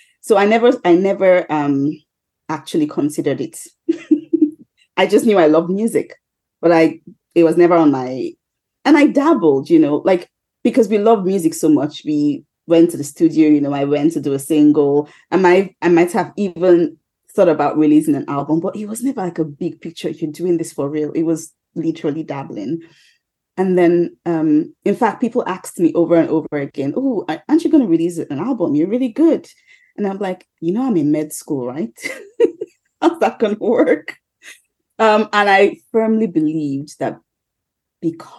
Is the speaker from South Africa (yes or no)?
no; Nigeria; I'm a Nigerian